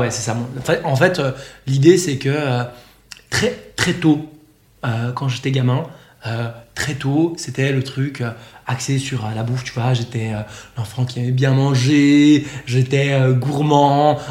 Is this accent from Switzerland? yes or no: yes; Switzerland; moved away as an adult; now in Bali, Indonesia; à la base, je viens de Suisse